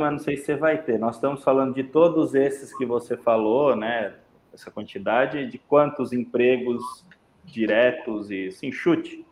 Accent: São Paulo, Brazil; Eu sou paulistano

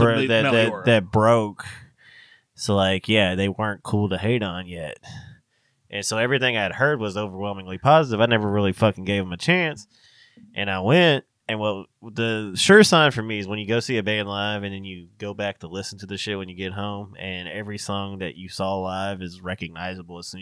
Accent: Kentucky, United States; we're from Kentucky, so we talk shorthand on some of that shit

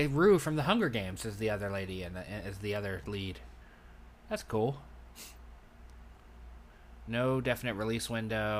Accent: United States; As an American

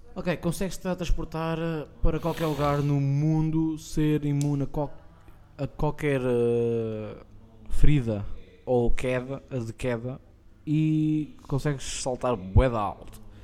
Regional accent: Estoril, Lisbon, Portugal; Eu sou do Estoril

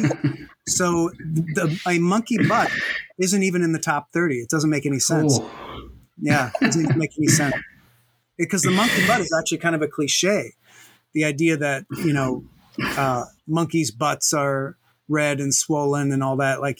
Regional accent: United States; us filthy Americans

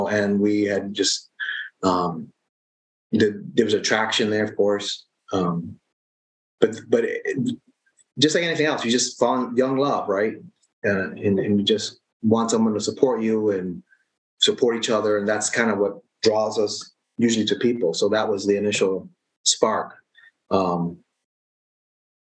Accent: United States; I was born in the States, so raised in this culture

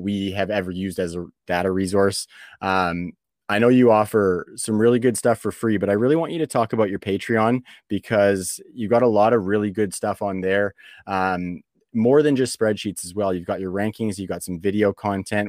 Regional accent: Canada; being from Canada

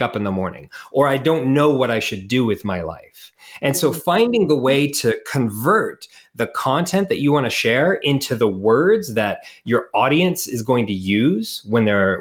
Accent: Portland, Oregon, United States; moved away as an adult; also born or lived in Costa Rica; now in New Zealand; I started as an American. I'm originally from Portland, Oregon.

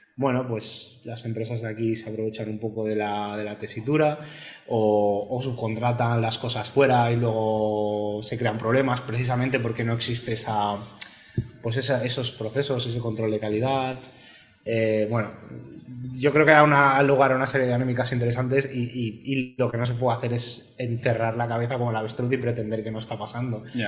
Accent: Spain; also born or lived in Barcelona / Galicia; El español soy yo.

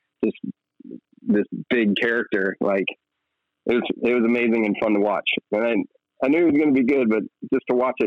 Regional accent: Minnesota, United States; now in Los Angeles, United States; back in my hometown in Minnesota

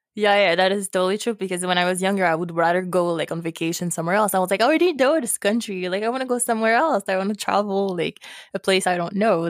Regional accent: Haiti; now in Montreal, Canada; I'm from Haiti in the Caribbean

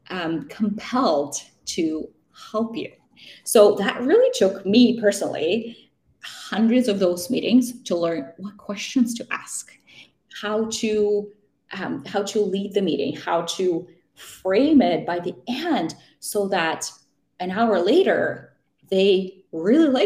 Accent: Vancouver, British Columbia, Canada; hey, I'm from Vancouver and I'm just visiting and I'm moving to the city.

